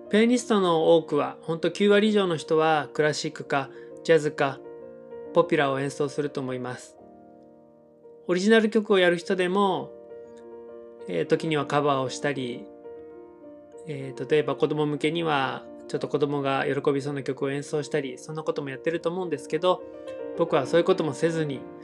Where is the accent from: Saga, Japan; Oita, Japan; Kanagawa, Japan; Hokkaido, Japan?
Kanagawa, Japan; Yokohama; moved away as an adult; now in Sasebo, Japan; 僕の出身は神奈川県の横浜なんですけれども